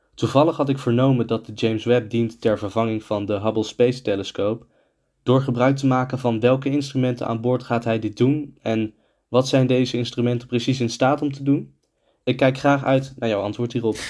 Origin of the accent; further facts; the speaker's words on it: Amsterdam, North Holland, Netherlands; Ik ben geboren in Amsterdam, opgegroeid